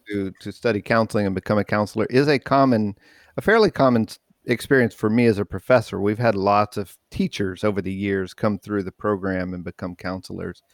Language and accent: English; New Mexico, United States; growing up in New Mexico